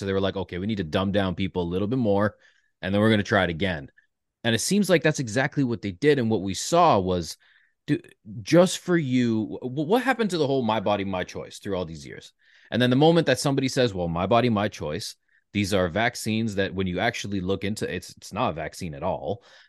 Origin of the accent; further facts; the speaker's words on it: Toronto, Ontario, Canada; where I grew up in the Toronto area, there was a very heavy Muslim presence.